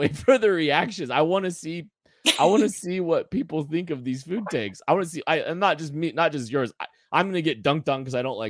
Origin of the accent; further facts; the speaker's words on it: Kansas, United States; We grew up in Kansas.